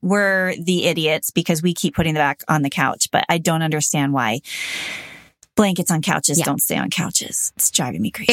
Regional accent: Los Angeles, California, United States; I grew up in the Valley in Los Angeles

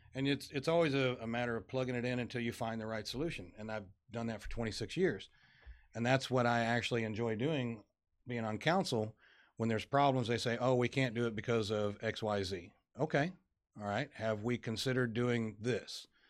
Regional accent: Farmington, Missouri, United States; moved away as an adult; now in Dickinson, United States; I'm originally from Southeast Missouri, a little town called Farmington.

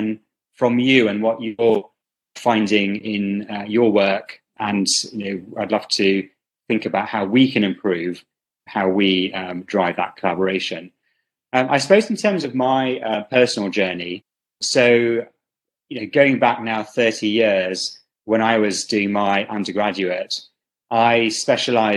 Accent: United Kingdom; also born or lived in Karachi, Pakistan; now in Spain; I grew up in the UK

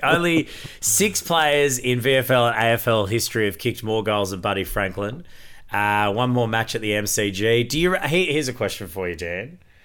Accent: Queensland, Australia; as a Queenslander

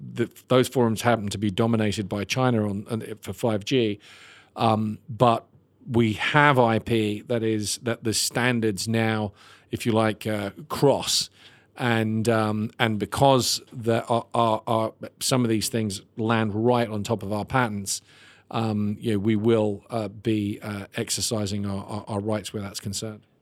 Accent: Ireland; I'm Irish

